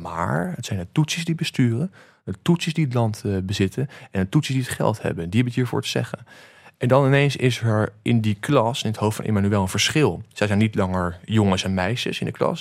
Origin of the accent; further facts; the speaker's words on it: The Hague, South Holland, Netherlands; also born or lived in Antwerp / New Zealand; Den Haag, waar ik vandaan kom